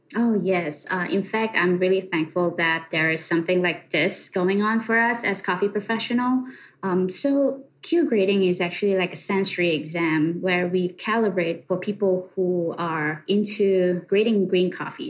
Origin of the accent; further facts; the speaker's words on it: Malaysia; moved away as an adult; now in New York, United States; born and raised in Malaysia. I came to USA about uh, 10 years ago